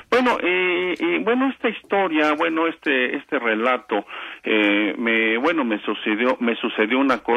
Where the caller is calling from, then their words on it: Ayotla, State of Mexico, Mexico; De Ayotla Terror.